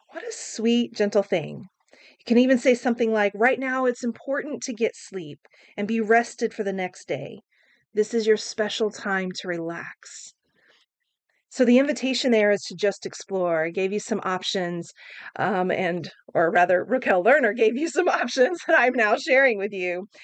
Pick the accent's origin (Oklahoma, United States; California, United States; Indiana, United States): Oklahoma, United States; I grew up in Oklahoma